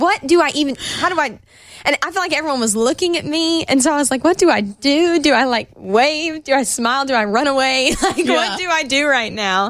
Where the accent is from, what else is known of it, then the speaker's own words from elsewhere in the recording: Knoxville, Tennessee, United States; Knoxville, my hometown